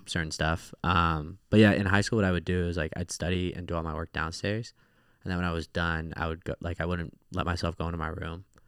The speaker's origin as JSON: {"language": "English", "area": "Orange County", "region": "California", "country": "United States", "tie": "born or raised there", "also_born_or_lived": "Sacramento, California", "said": "grew up where I was born in Orange County, California"}